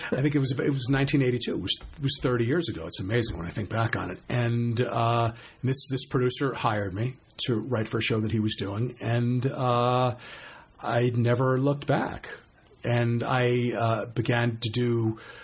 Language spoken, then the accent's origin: English; suburbs along the Bronx River, New York, United States; born or raised there